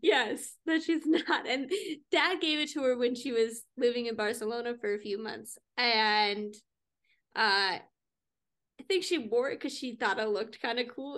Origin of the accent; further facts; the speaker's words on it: Minnesota, United States; we're Minnesotan